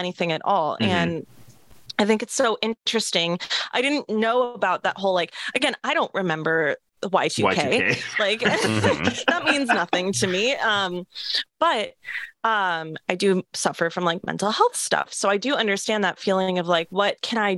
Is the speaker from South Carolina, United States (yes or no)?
no; Seattle, Washington, United States; I'm from Seattle